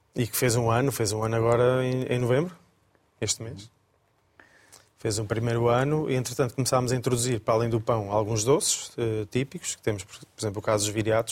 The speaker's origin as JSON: {"language": "Portuguese", "town": "Coimbra", "region": "Centro", "country": "Portugal", "tie": "born or raised there", "also_born_or_lived": "Lisbon", "moved": "as an adult", "lives_now": "Viseu, Portugal", "said": "Sou natural de Coimbra, entretanto estudei aqui em Lisboa"}